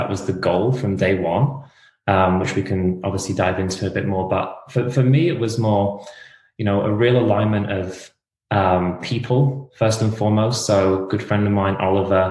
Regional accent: England, United Kingdom; moved away as an adult; now in United States; I'm not Australian. I'm from England.

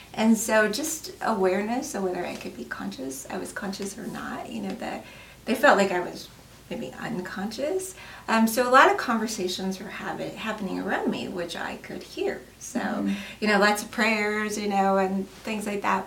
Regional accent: Colorado, United States; now in Wyoming, United States; I'm originally from Colorado

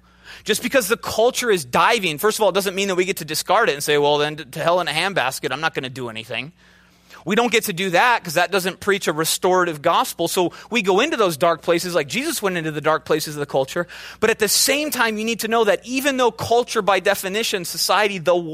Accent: Minnesota, United States; also born or lived in Chicago, United States; I'm from the Midwest, right? I started off in a very kind of different mentality. I had an accent. I'm from Minnesota. I drug out my O's.

